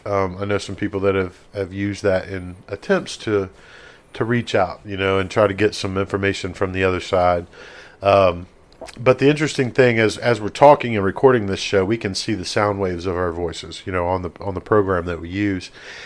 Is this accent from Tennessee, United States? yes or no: yes; Tennessee, United States; And my bold prediction, I'm going to go back down to my hometown, Tennessee.